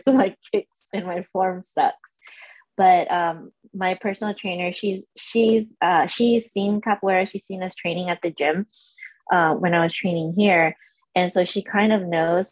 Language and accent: English; San Diego, California, United States; moved away as an adult; also born or lived in Orange County, California; I was born in Orange County, and we uh, moved to San Diego when I was four, and I lived in San Diego till I was about 25, 26. So I grew uh, up there. It's my home